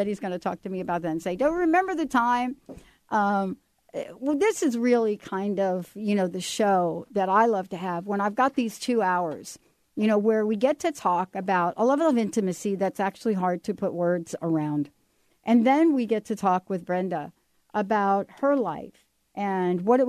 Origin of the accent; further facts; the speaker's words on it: East Coast, United States; also born or lived in Los Angeles area; now in Pacific Northwest, United States; I grew up on the East Coast